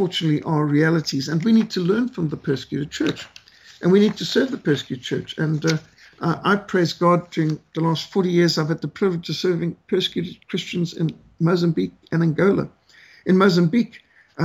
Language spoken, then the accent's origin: English; Zimbabwe; Rhodesia, my home country where I grew up